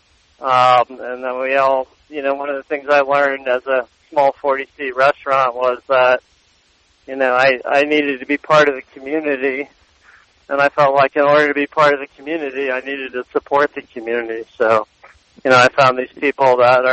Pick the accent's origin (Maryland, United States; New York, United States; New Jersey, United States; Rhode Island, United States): Rhode Island, United States; moved away; also born or lived in Boston; growing up in Rhode Island, you're, and working in Boston